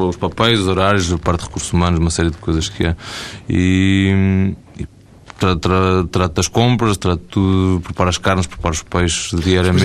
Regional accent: Beira, Portugal; eu sou da Beira

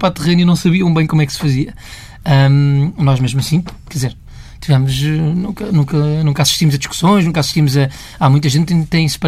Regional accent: Portugal; crescemos em Portugal, em segurança, em, uh, numa família feliz

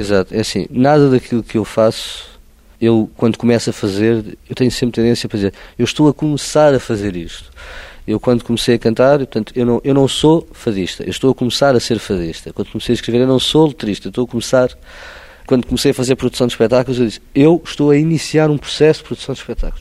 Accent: Oeiras, Lisbon, Portugal; Eu não nasci em Lisboa, nasci em Leiras

